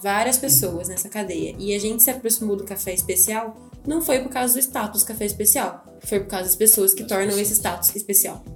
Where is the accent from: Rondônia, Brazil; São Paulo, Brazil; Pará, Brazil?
São Paulo, Brazil; Campinas; Nós somos de Campinas